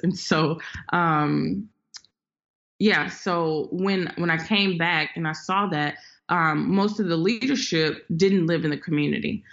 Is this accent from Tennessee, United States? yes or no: yes; Memphis, Tennessee, United States; I am from Memphis. I'm a first generation Memphian, and so um, I went to public school all the way up until fifth grade